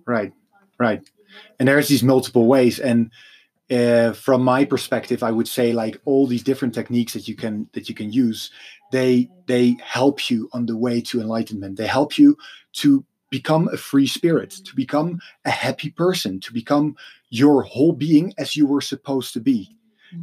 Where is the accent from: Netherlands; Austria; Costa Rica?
Netherlands; I'm from Holland